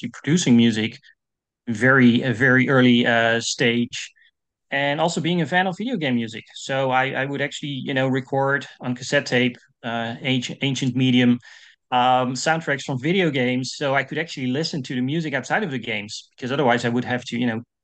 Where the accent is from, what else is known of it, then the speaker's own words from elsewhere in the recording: Netherlands; English is a second language; I'm from the Netherlands. I'm a Dutch composer